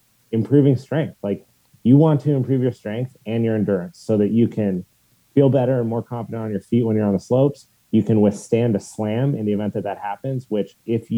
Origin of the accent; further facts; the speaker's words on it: Steamboat Springs, Colorado, United States; growing up in Steamboat Springs since I was 9